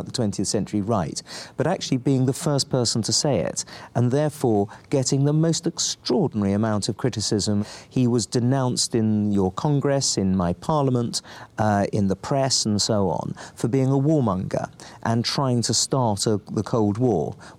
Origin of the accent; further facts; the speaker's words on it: England, United Kingdom; As an Englishman